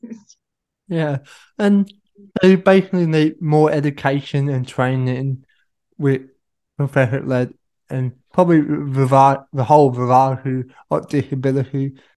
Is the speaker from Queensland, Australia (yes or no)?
no; Sydney, New South Wales, Australia; my hometown Sydney